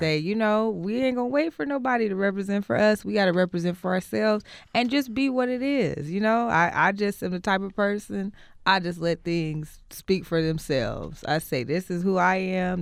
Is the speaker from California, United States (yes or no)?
yes; Oakland, California, United States; born and raised in Oakland, from Oakland, of Oakland